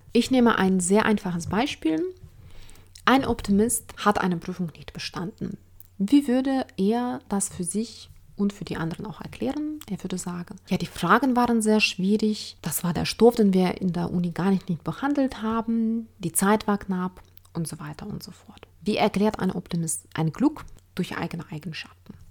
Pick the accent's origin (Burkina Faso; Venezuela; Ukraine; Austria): Ukraine; now in Germany; Ich komme selbst aus der Ukraine